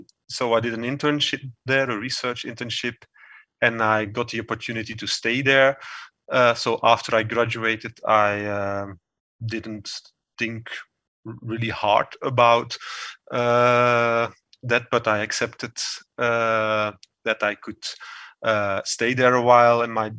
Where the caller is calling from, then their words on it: Geel, Flanders, Belgium; I'm calling from my home office in Geel, a beautiful small city in Belgium.